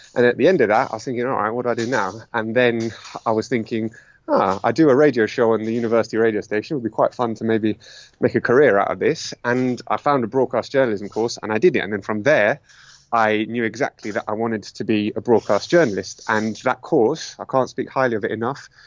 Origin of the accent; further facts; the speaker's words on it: London, United Kingdom; moved away as an adult; now in Madrid, Spain; I was born in London to Greek immigrant parents, and you know, I'm an immigrant here now